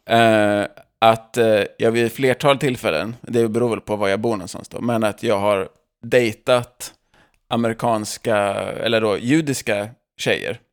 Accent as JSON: {"language": "Swedish", "country": "Sweden", "moved": "yes", "lives_now": "United States", "said": "de, vet ju att jag är svensk"}